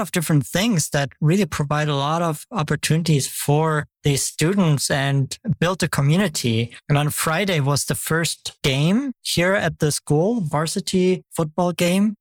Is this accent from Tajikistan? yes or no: no; Germany; now in United States; I'm from Germany originally